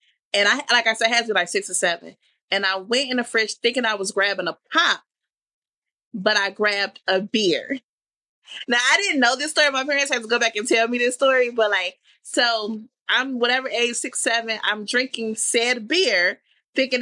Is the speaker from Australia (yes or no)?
no; Jamaica; being Jamaican